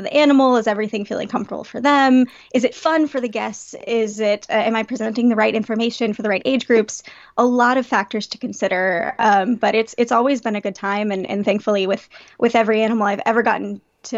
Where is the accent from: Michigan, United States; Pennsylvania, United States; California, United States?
California, United States; Palmdale; I grew up in Palmdale, California.